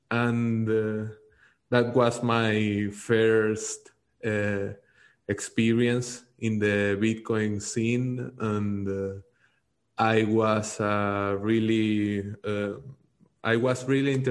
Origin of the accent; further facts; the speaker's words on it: Venezuela; I'm from Venezuela. I'm uh, currently living in Venezuela. I'm in Caracas.